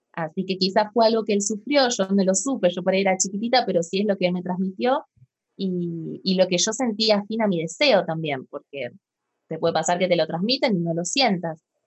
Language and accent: Spanish; Argentina; yo soy de Argentina